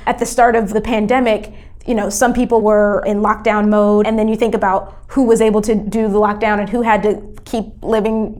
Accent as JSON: {"language": "English", "region": "North Carolina", "country": "United States", "tie": "born or raised there", "said": "but I grew up in North Carolina"}